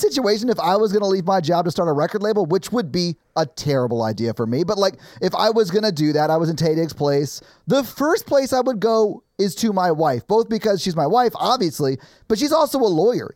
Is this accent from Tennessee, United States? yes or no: yes; Nashville, Tennessee, United States; I grew up white in Nashville